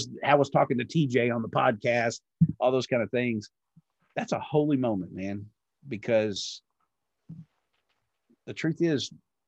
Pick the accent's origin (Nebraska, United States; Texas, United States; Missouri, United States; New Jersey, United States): Texas, United States; growing up in Texas, and I date the Baptist girls